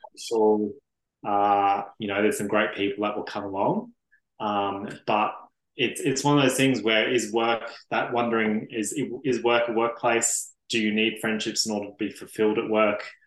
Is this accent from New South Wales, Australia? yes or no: no; Brisbane, Queensland, Australia; now in Melbourne, Australia; originally a Brisbane boy